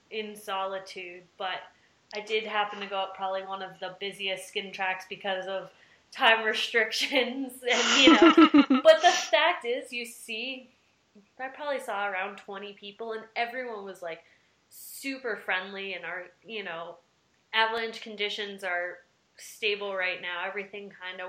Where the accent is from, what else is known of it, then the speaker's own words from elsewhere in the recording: the East, Northeast, United States; moved away as an adult; also born or lived in Colorado; now in Utah, United States; I'm from the East as well.